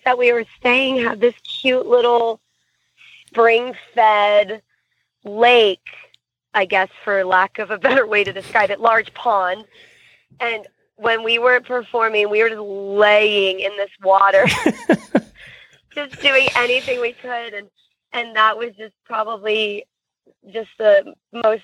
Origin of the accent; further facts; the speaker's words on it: Florida, United States; I'm from Florida